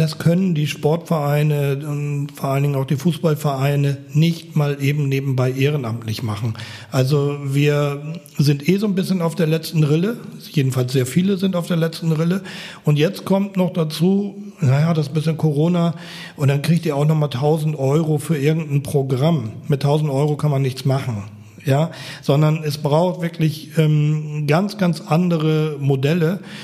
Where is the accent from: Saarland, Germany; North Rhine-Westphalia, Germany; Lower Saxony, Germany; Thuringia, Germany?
Lower Saxony, Germany; Apen; now in Berlin, Germany; beim TSV Apen sind, wo ich groß geworden bin in Nordniedersachsen, auf dem Land